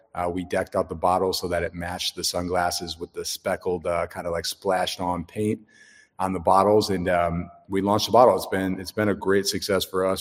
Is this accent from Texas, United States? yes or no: yes; Dallas, Texas, United States; I'm from Dallas, Texas